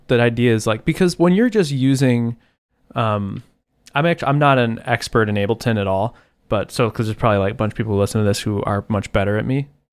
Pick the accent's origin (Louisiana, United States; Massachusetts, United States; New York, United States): New York, United States; Buffalo; I'm from Buffalo.